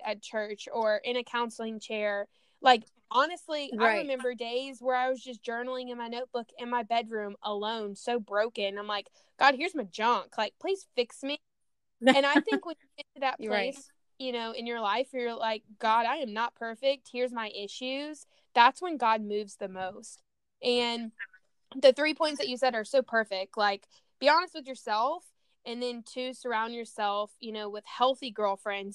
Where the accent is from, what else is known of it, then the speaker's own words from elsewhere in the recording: Louisiana, United States; moved away as an adult; now in San Diego, United States; I grew up in Louisiana before I moved out to San Diego like 6 years ago